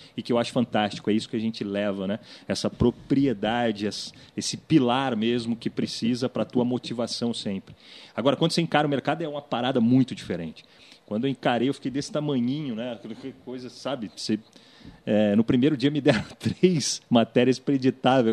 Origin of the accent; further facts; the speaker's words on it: Vale do Paraíba, São Paulo, Brazil; Eu sou lá do Vale do Paraíba